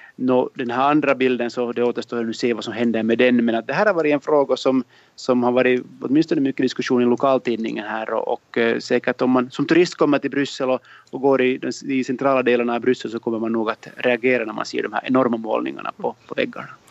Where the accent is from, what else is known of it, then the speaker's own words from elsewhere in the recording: Finland; moved away as an adult; now in Brussels, Belgium; som finlandssvensk